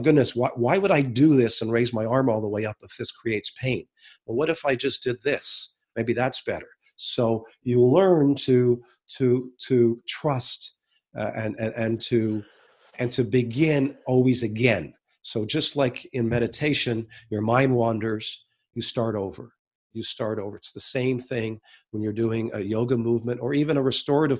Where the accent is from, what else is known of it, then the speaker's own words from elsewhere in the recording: Canada; my father is American, and we're Canadian